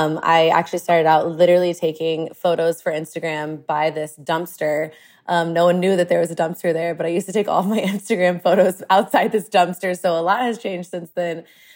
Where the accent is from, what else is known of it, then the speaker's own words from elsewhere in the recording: Austin, Texas, United States; But I grew up in Austin. And when I grew up in Austin back in the day, there was not a lot of diversity here. I'm Lebanese and I was pretty much the diversity